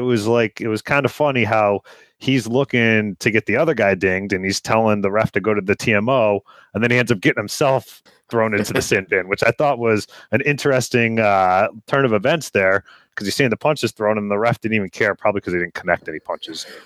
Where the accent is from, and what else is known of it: United States